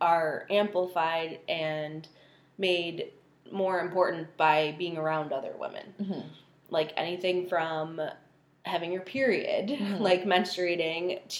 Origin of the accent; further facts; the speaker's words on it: Buffalo, New York, United States; also born or lived in England; My parents came here when I was 4 years old, and we've lived in the Buffalo area ever since